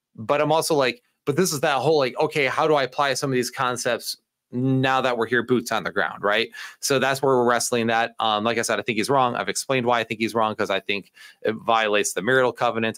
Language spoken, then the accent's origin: English; United States; I'm such an American in this area